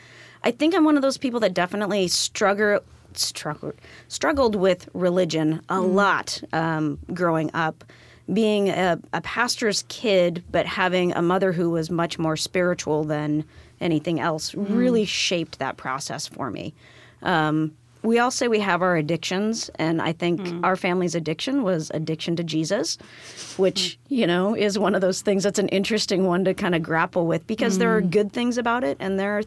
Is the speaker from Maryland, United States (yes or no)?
no; Molalla, Oregon, United States; now in Tacoma, United States; So I'm originally from a really small town outside of Portland called Molalla.